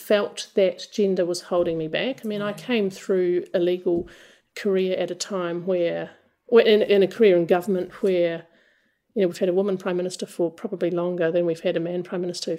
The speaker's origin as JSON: {"language": "English", "country": "New Zealand"}